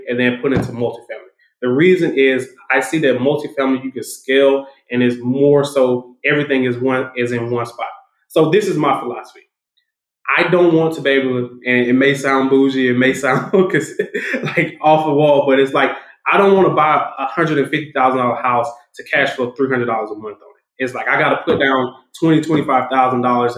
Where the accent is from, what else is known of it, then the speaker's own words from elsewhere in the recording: Macon, Georgia, United States; It's in Macon, Georgia. So it's from my hometown. So my first multifamily is in my hometown.